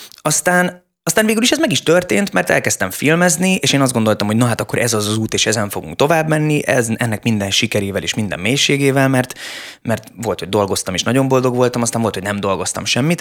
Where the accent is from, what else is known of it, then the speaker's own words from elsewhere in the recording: Budapest, Hungary; én nem egy vidéki gyerek vagyok, én pesti gyerek vagyok